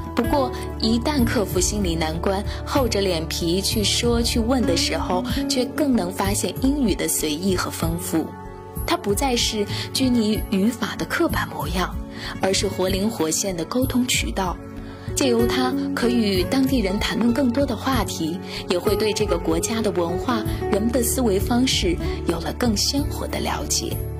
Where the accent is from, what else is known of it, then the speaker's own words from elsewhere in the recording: Shaanxi, China; accent: Shaanxi dialect; moved away as an adult; also born or lived in Hong Kong / Beijing; 家乡的陕西话